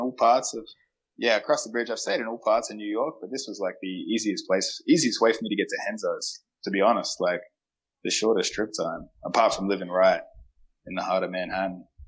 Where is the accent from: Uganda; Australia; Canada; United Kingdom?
Australia; Adelaide, South Australia; now in United States; I'm from Adelaide